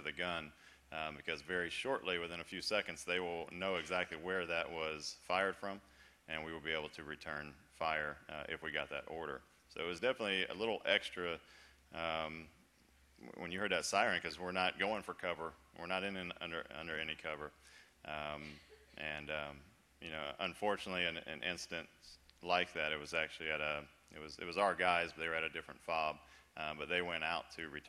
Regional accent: Florida, United States; moved away as an adult; I was born and raised in Florida, lived in Florida my whole life

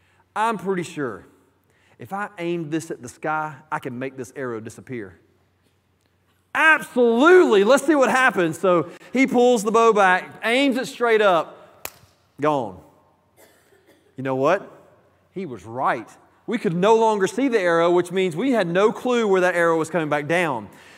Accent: College Park, Georgia, United States; When I was growing up, I grew up in College Park, Georgia, which is just south of Atlanta, definitely a suburb area.

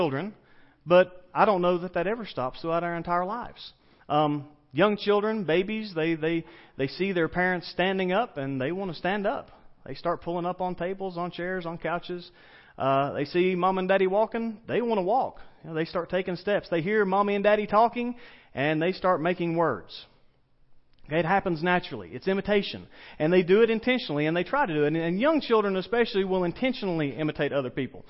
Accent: the South, United States; accent: southern; my southern accent

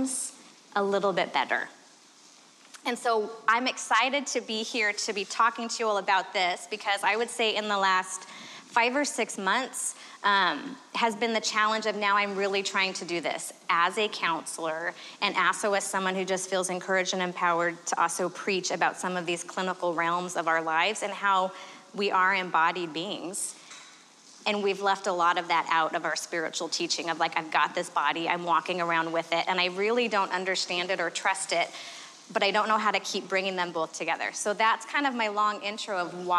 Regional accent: Arizona, United States; I am from Arizona

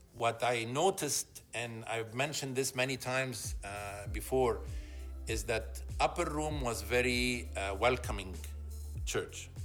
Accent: Egypt; moved away as an adult; also born or lived in Alexandria, Egypt / Cairo, Egypt; now in Toronto, Canada; I was born and raised in Egypt

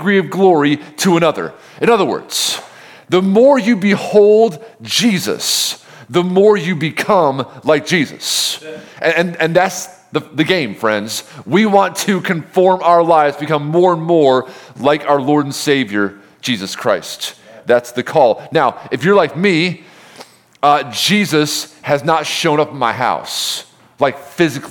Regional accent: Homer, New York, United States; moved away; no one outside of the state knows where Homer is, but that's where I'm from

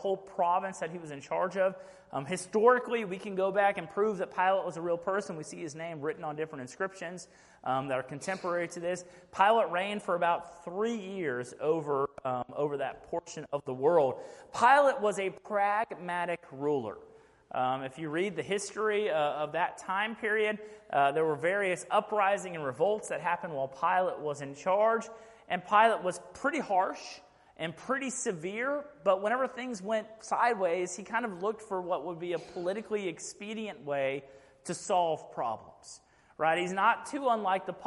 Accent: Fort Bend ISD, Texas, United States; moved away as an adult; now in Rockdale, United States; I grew up in Fort Mend ISD

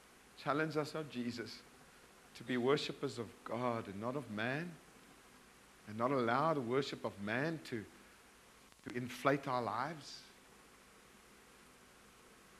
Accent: South Africa; now in Bulawayo, Zimbabwe; I come from Afrikaans, South Africa, male, white background.

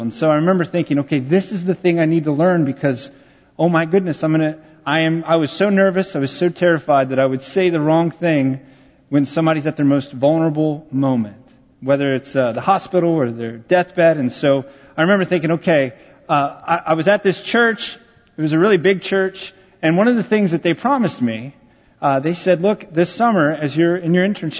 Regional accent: San Antonio, Texas, United States; San Antonio, my hometown

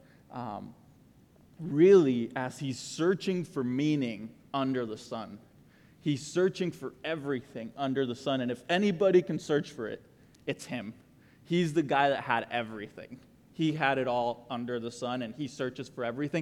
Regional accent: Costa Rica; now in Texas, United States; I am the guy from Costa Rica that moved to Texas

